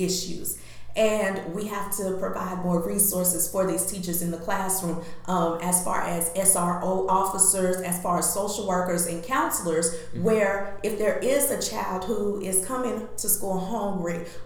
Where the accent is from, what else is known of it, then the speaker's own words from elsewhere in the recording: Huntsville, Alabama, United States; I'm born and raised in Huntsville, Alabama, so I came up through the District 8 education system myself